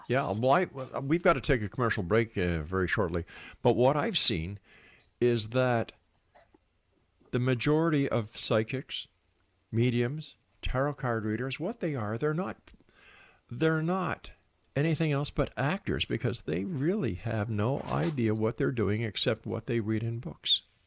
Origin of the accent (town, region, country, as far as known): Montreal, Quebec, Canada; now in Hamilton, Canada